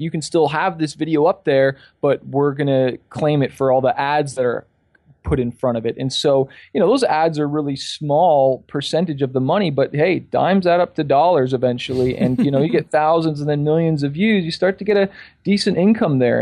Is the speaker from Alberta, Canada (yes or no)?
no; Toronto, Ontario, Canada; also born or lived in California; I'm from Toronto, Canada